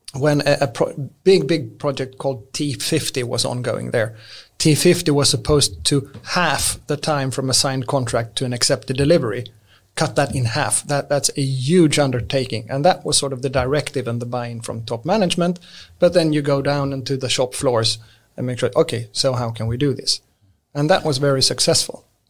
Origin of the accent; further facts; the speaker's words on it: Lund, Skåne, Sweden; English is a second language; moved away; also born or lived in Stockholm; I'm born and raised in Lund.